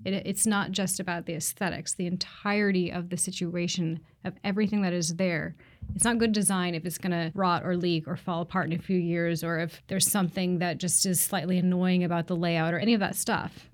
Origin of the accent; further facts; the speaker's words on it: Seattle, Washington, United States; I grew up here in Seattle